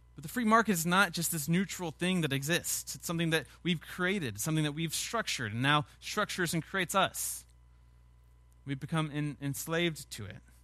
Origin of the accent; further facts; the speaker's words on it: Sugar Land, Texas, United States; I grew up in Sugarland